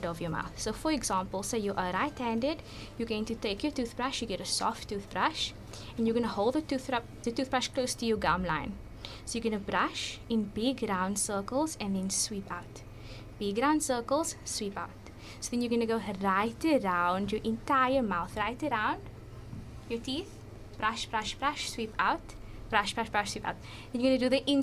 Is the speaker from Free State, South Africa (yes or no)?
no; Cape Town, Western Cape, South Africa; I grew up in Mitchells Plain